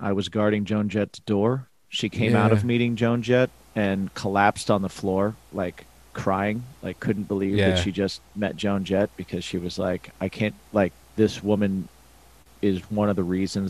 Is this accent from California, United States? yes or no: no; Indiana, United States; we're both from Indiana.